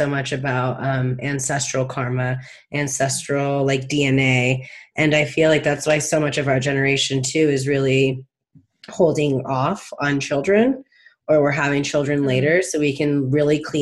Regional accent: Palm Springs, California, United States; I live in a very high LGBT community growing up in Palm Springs

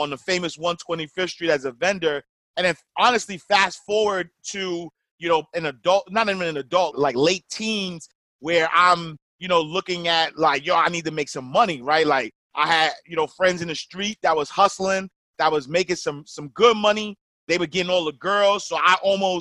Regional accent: New York City, New York, United States; I'm a kid from Harlem, New York, typical urban story.

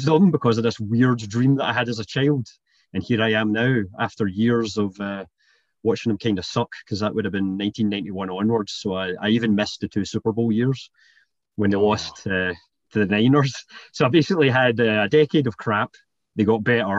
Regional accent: Scotland, United Kingdom; now in Canada; born in Canada and then moved to Scotland when I was pretty young, hence the accent.

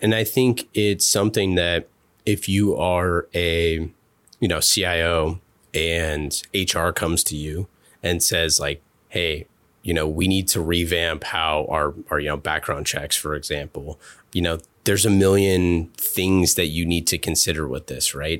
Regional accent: Oakland, California, United States; moved away as an adult; growing up in Oakland and leaving to go into the military

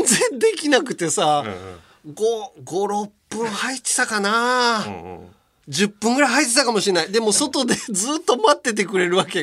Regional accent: Hiroshima, Japan; born or raised there; moved away

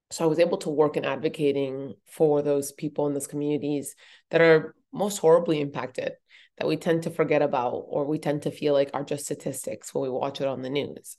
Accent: Boulder, Colorado, United States; born or raised there

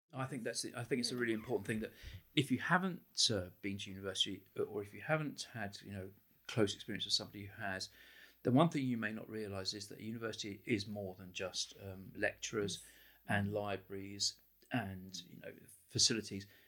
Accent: United Kingdom; moved away as an adult; now in Ireland; I came from, as you can hear from my accent, I grew up in Britain

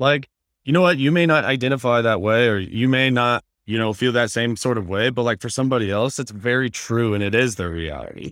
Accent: Indiana, United States; moved away as an adult; now in Los Angeles, United States; I'm from Indiana, born and raised. I live, been living out here in LA for like six years

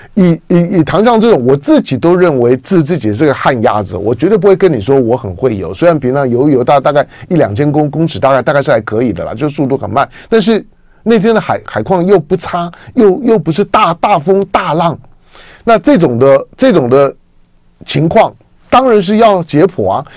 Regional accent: Taiwan; 我是一个出生在台湾的中国人

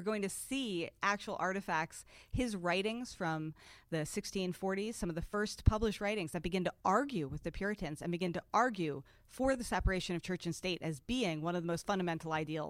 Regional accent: Philadelphia, Pennsylvania, United States; moved away as an adult; also born or lived in Rhode Island; now in Providence, United States; I grew up in the shadow of Philadelphia

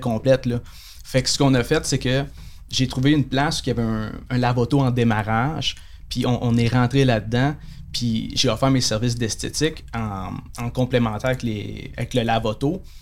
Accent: Saguenay, Quebec, Canada; moved away as an adult; also born or lived in Montreal North Shore (Lorraine, Blainville); je viens de Chicoutimi

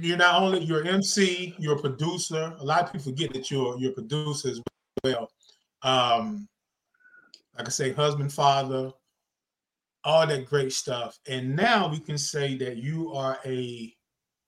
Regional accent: the South, United States; I'm from the South

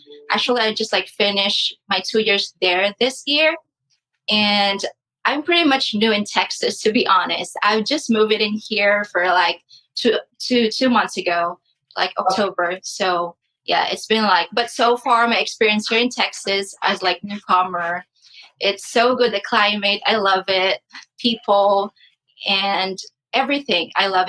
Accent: Philippines; moved away as an adult; also born or lived in Saudi Arabia / Kentucky; now in Plano, United States; I'm from the Philippines.

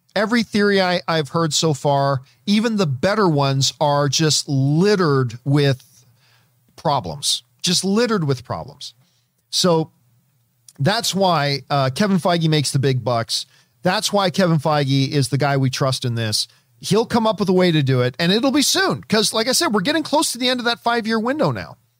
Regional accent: Canada; I'm Canadian and, and Italian

